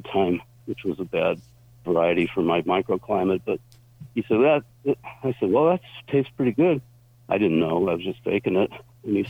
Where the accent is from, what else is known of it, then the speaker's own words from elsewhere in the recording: Forestville, California, United States; I was raised in Forestville